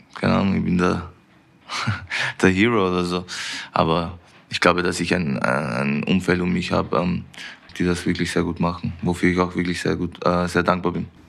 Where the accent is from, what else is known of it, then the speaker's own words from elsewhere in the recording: Vienna, Austria; moved away as an adult; now in Munich, Germany; wo ich aufgewachsen bin in Wien